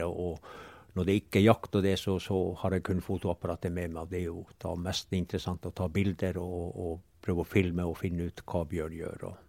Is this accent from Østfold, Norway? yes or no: no; Pasvik, Finnmark, Norway; vi er bare en 1,5 km fra hjemplassen min, og her har jeg vokst